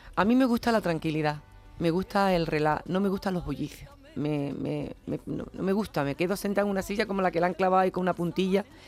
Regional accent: Jerez de la Frontera, Andalusia, Spain; a mi tierra, a Jerez

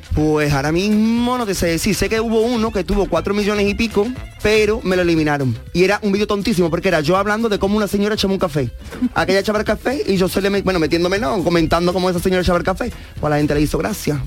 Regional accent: Mairena del Aljarafe, Andalusia, Spain; Yo soy de Mairena del Arco

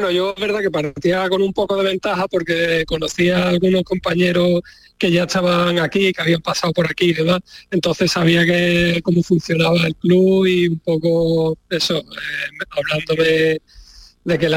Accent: Ceuta, Spain; moved away; ¿Cómo anda Redru por allí, por mi tierra?

